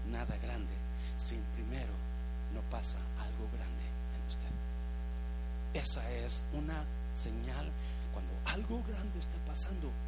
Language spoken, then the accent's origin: Spanish; United States; born there; Yo nací en el United States. Yo me hice americano.